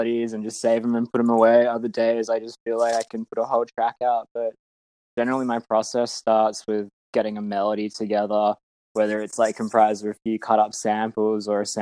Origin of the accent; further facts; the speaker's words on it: Perth, Western Australia, Australia; I'm from Perth in Western Australia